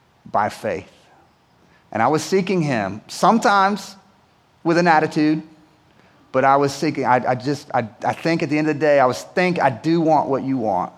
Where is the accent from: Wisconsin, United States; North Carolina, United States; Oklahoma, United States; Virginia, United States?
North Carolina, United States; Winston-Salem; growing up in Winston-Salem